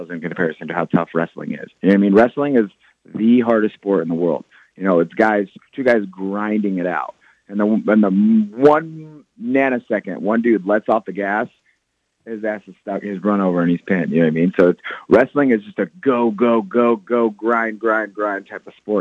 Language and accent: English; Jefferson, Iowa, United States; my hometown